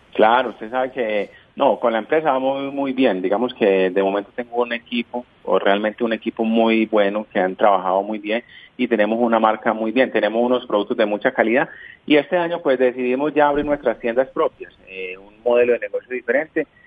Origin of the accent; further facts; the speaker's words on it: Colombia; moved away; Yo como colombiano eh, vivo feliz de mi país